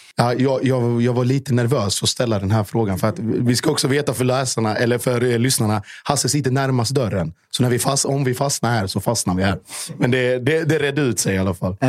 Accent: Gammalstorp/Norje/Mjällby area, Blekinge, Sweden; det här är ju mina hemtrakter

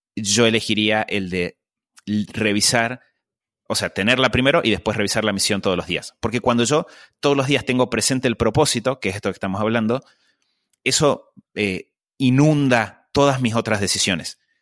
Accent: Argentina; Yo eh, crecí eh, en Argentina

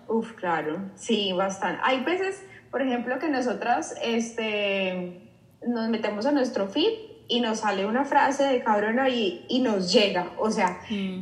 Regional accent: Colombia; moved away; also born or lived in Mexico; yo soy colombiana

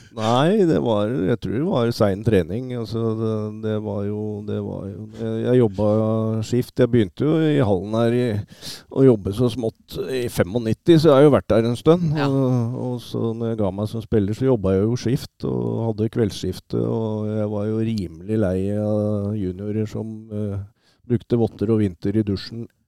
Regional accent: Oslo, Norway; now in Hamar, Norway; jeg er født og oppvokst, uh, som du sier, på, i Oslo og, og, bodde på Kampen uh, fra jeg var guttunge

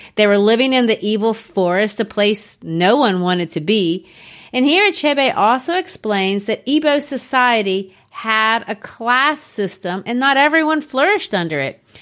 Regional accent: United States; my home country, the United States

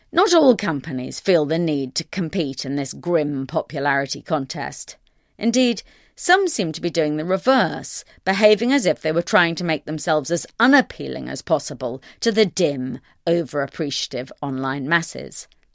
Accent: United Kingdom; I'm British

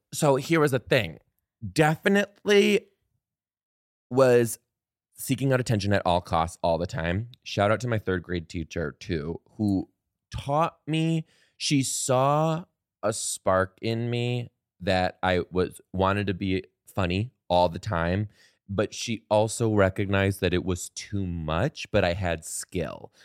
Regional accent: Detroit, Michigan, United States; I am originally from Detroit, Michigan, born in Detroit, Michigan, raised in the outskirts

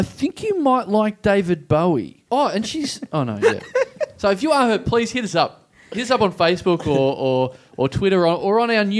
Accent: Maryborough, Australia; my hometown of Maryborough

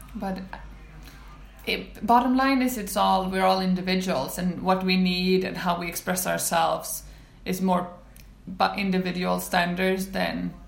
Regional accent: Sweden; moved away; also born or lived in United States; in Sweden, where especially we have lagom as a concept

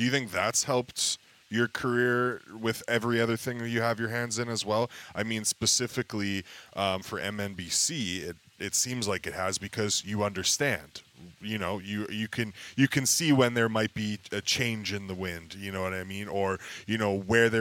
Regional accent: Edmonton, Alberta, Canada; moved away as an adult; also born or lived in Lloydminster; now in Fort St. John, Canada; I'm from Edmonton, born and raised from Edmonton.

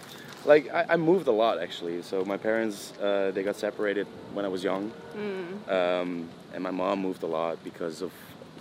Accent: Amsterdam, North Holland, Netherlands; born there; Yes, yeah. I was born in the Netherlands.

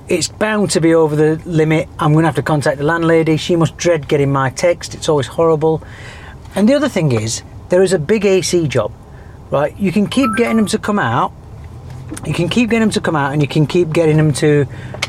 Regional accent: United Kingdom; now in Dubai, United Arab Emirates; I'm too British

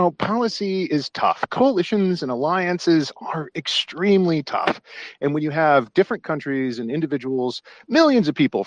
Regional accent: United States; I'm an American conservative

